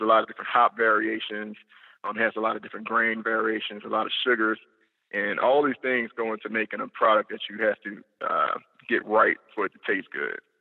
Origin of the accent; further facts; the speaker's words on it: New Orleans, Louisiana, United States; also born or lived in Florida; I'm a New Orleans native. I was born and raised in New Orleans East.